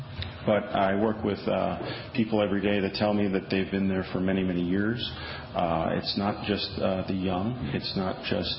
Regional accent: Milwaukee, Wisconsin, United States; now in Madison, United States; I'm a Wisconsinite. I was born here outside of Milwaukee, and I've lived in Wisconsin pretty much my whole life. But I'm new to Madison.

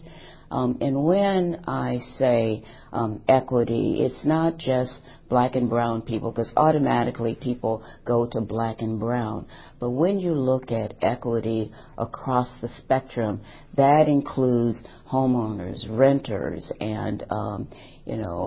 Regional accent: St. Louis, Missouri, United States; now in Madison, United States; I'm from St. Louis, Missouri

